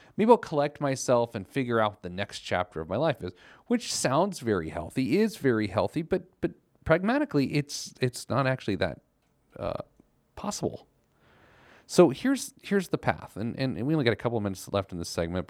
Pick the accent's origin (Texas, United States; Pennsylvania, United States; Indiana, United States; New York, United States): Indiana, United States; Indianapolis; my hometown newspaper, the Indianapolis Star.